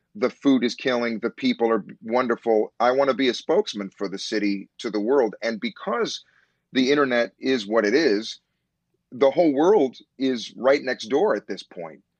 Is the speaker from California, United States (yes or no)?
no; Chicago, Illinois, United States; born or raised there; moved away as an adult; also born or lived in New York